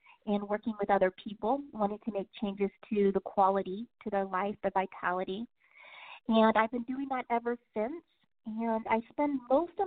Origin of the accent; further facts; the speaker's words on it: San Francisco Bay Area, California, United States; moved away as an adult; also born or lived in Seattle, Washington; I was born and raised in the San Francisco Bay Area until 1998 when I graduated from high school.